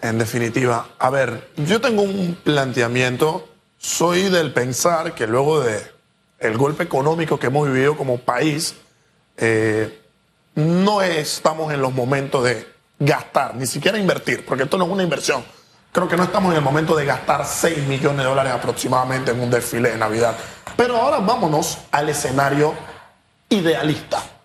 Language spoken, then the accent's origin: Spanish; Panama; nosotros como panameños